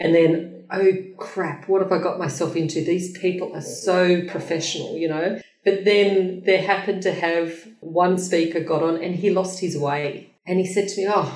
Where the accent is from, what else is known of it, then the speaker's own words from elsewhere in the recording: Australia; I'm an Aussie chick, you know, like I'm from little Australia, you know, down the bottom